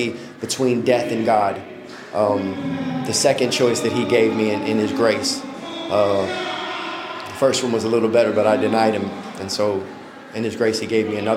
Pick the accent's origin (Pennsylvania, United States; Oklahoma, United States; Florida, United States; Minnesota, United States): Florida, United States; South; now in Mississippi, United States; I'm originally from South Florida, born and raised Broward County, Dade County